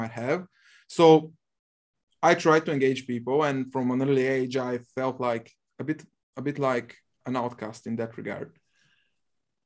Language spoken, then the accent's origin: English; Bulgaria; English is a second language; I'm from Bulgaria, currently 27 years old